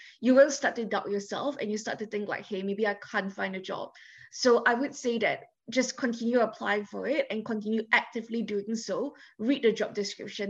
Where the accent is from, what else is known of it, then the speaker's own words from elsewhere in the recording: Singapore; moved away as an adult; I came from Singapore. It's a Chinese majority country. I've never dealt with any kind of prejudice against me or against my status because I was always Singaporean.